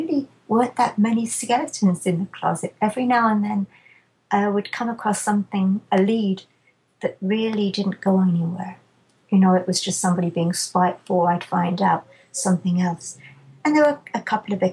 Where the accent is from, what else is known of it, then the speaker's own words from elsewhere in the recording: England, United Kingdom; I'm too English